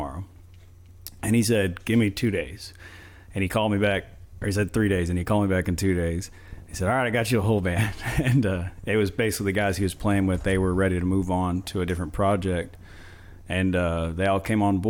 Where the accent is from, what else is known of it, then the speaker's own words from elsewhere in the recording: Moody, Texas, United States; now in Dallas, United States; we're both from Moody over there